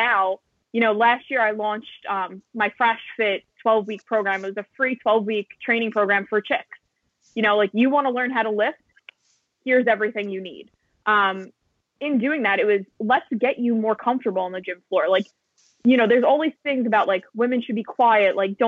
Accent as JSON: {"language": "English", "region": "New York", "country": "United States", "said": "as a New Yorker"}